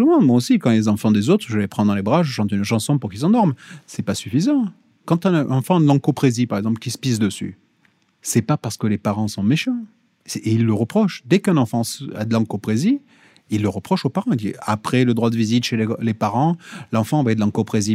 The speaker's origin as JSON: {"language": "French", "region": "Corsica", "country": "France", "said": "Chez moi en Corse"}